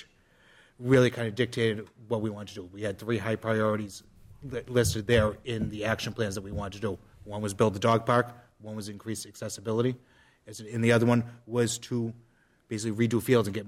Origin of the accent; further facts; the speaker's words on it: Methuen, Massachusetts, United States; I grew up on Arnold Street here in Methuen. That was my neighborhood park growing up.